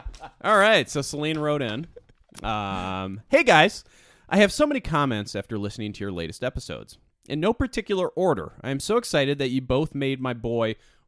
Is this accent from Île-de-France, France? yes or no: no; Le Havre, Normandy, France; Little did you know, I come from Normandy.